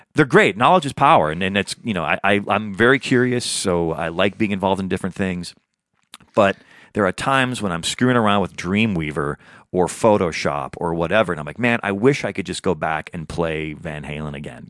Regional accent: Midwest, United States; now in Los Angeles, United States; I'm a Midwesterner

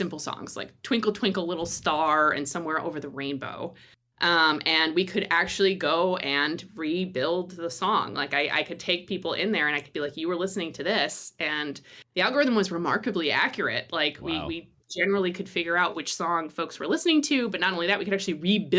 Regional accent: Midwest, United States; I come originally from the Midwest.

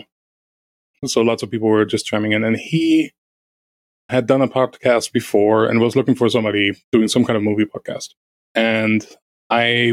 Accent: Germany; first language German; English is a second language; moved away; I'm native German

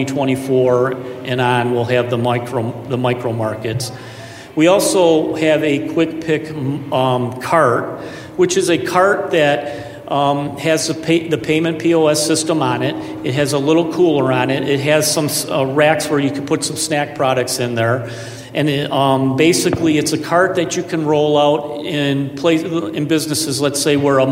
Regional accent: Florida, United States; I'm from Florida too.

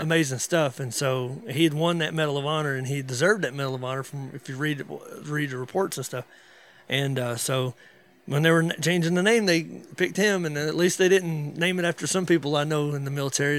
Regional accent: North Georgia, Western North Carolina, United States; moved away as an adult; now in DeRidder, Louisiana, United States; I'm from North Georgia, West North Carolina

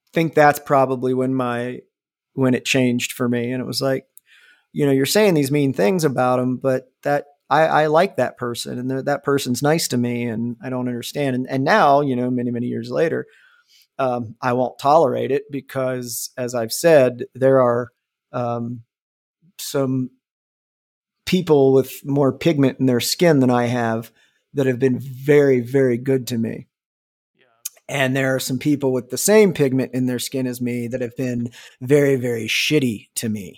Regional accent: Ohio, United States; growing up where we grew up, um, you know, I was in the middle of nowhere, Ohio

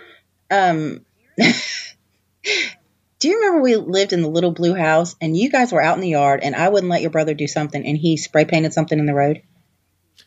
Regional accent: Orange, California, United States; moved away; also born or lived in North Carolina; I was born in Orange, California

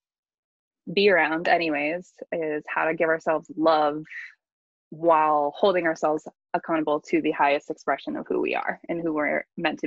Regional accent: Boston, Massachusetts, United States; now in California, United States; I am originally from Boston, over on the East Coast

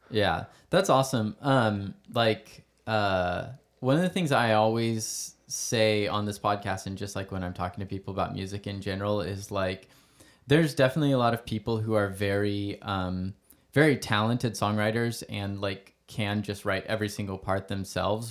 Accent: Stockton, California, United States; also born or lived in Valley Springs; I was born here and my parents are from here and we moved back

